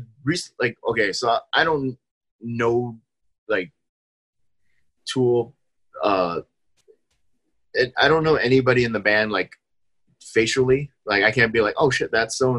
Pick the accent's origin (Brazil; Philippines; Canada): Philippines; because I'm Filipino, we definitely love … because the new lead singer for … is Filipino.